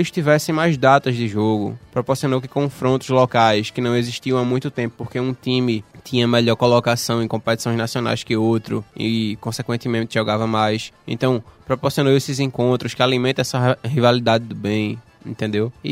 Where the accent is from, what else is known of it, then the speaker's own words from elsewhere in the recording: Recife, Pernambuco, Brazil; nós que somos aqui de Recife, como Santa e Náutico